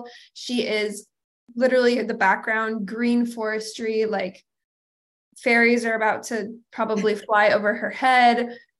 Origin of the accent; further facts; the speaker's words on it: Portland, Oregon, United States; I now forevermore say y'all because of her, having lived with her for 2 years. And then I'm from Portland, Oregon. Like, no one there. There's nothing. It's the most boring non-dialect accent, but I do say y'all.